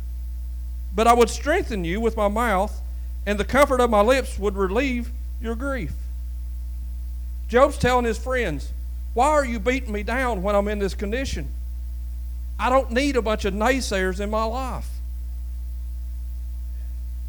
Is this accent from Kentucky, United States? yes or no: yes; Lewis County, eastern Kentucky, United States; it's a little poor place down there in eastern Kentucky